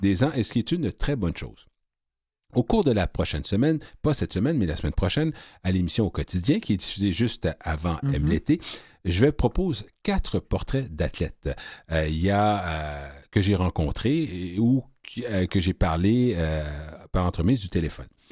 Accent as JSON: {"language": "French", "town": "Quebec City", "region": "Quebec", "country": "Canada", "tie": "born or raised there", "said": "la ville de Québec également, qui est ma ville natale"}